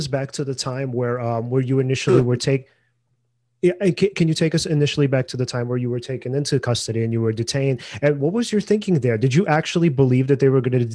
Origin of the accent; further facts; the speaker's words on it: United States; us being American citizens